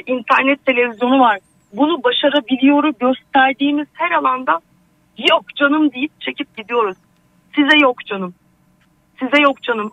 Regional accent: Adana, Turkey; also born or lived in Hatay; now in Istanbul, Turkey; Aslen ah, Adanalıyım.

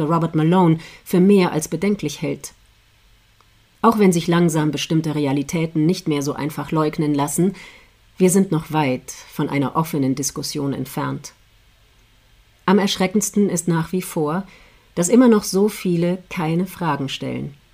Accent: Austria; Deutschland ist da keine Ausnahme. In meiner Heimat Österreich lautete vor kurzem eine Nachricht bei ORF Online

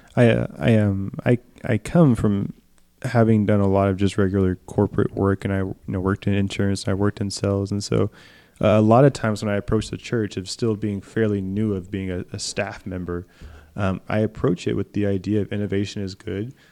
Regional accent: Beaumont, Texas, United States; my hometown was hurt by Hurricane Harvey in Beaumont

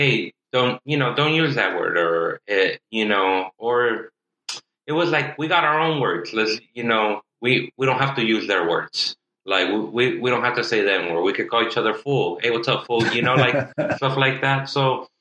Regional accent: Inglewood, California, United States; also born or lived in South Central, Los Angeles; I grew up in Inglewood and then South Central as well

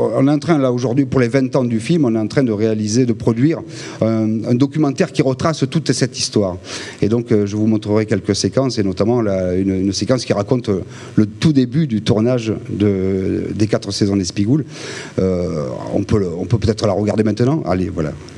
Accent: Ginasservis, Provence-Alpes-Côte d'Azur, France; moved away; à Gina Servi, dans mon village natal

